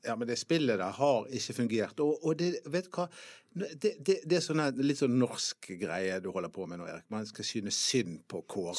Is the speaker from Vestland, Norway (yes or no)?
yes; Bergen, Vestland, Norway; Jeg er fra Tertnes